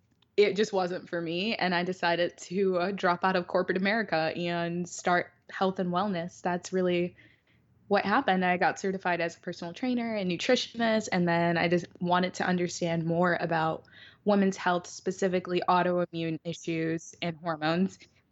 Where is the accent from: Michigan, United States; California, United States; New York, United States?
Michigan, United States; Detroit; I'm from Detroit